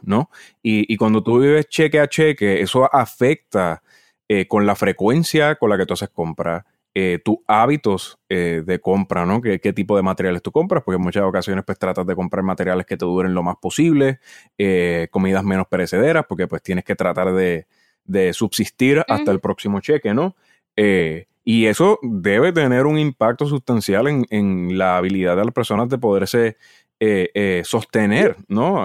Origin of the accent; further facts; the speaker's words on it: Naranjito, Puerto Rico; mi familia es natural de Naranjito